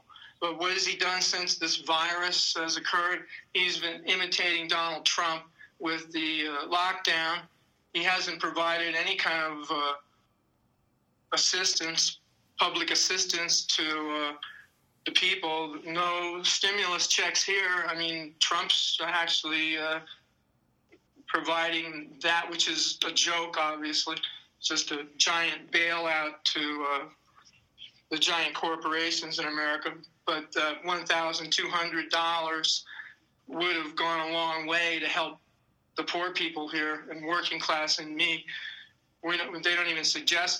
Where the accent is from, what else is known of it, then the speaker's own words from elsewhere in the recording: Maryland, United States; moved away as an adult; also born or lived in New York; growing up in Maryland, I wasn't that culturally deprived